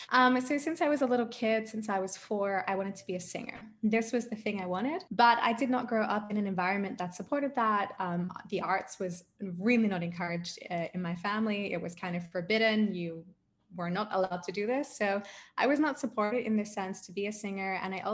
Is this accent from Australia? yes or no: yes; Adelaide, South Australia, Australia; now in Germany; So I'm actually an Australian. I know I don't really sound like an Australian, but I am a blooded Australian. I'm from Adelaide, South Australia.